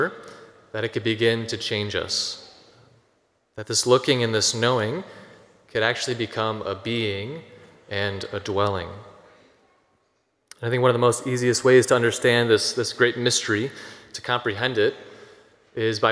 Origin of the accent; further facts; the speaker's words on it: Rockford, Illinois, United States; I'm from Rockford. Just take a drive down Alpine Road about 10 minutes south, and it's where I grew up.